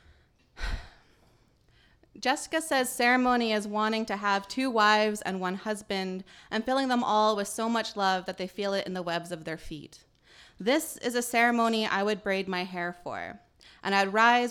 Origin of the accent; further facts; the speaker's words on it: northeastern British Columbia, Canada; also born or lived in Île-à-la-Crosse, Saskatchewan; I grew up in Treaty 8 Territory, northeastern BC, but my family is originally from Isle of Cross or Sagidawak in our language, which is in northern Saskatchewan